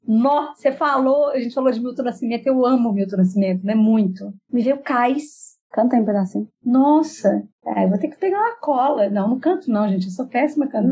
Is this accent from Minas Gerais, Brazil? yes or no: yes; Belo Horizonte, Minas Gerais, Brazil; moved away as an adult; now in São Paulo, Brazil; gente mineiro, criado dentro da família tradicional, família mineira